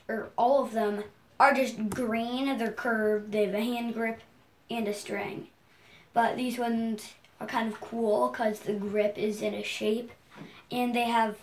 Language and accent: English; Massachusetts, United States; I'm from New Inn, Massachusetts